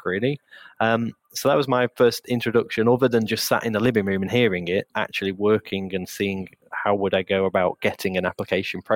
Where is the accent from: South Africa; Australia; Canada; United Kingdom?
United Kingdom; Lincolnshire, East Midlands; near where we were based, where we grew up in Lincolnshire.